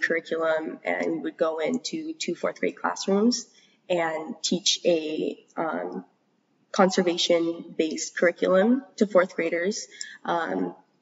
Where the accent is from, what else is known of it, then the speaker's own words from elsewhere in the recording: Saipan, Northern Mariana Islands; I'm from Sinamai, Commonwealth of the Northern Mariana Islands, specifically the island of Saipan